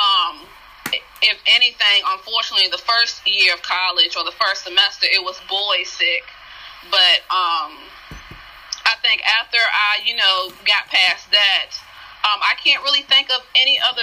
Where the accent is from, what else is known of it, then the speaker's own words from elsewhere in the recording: South Boston, Virginia, United States; moved away as an adult; it was just a way to explore beyond South Boston